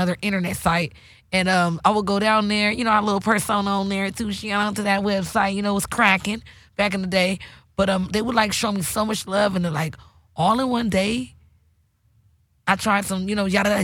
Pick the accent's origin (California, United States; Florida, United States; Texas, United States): California, United States; Bakersfield; I'm from Bakersfield